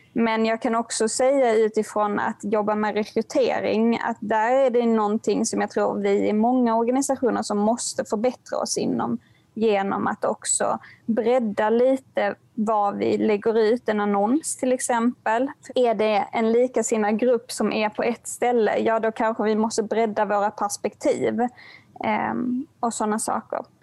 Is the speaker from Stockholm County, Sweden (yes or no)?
no; Helsingborg, Skåne, Sweden; min hemstad Helsingborg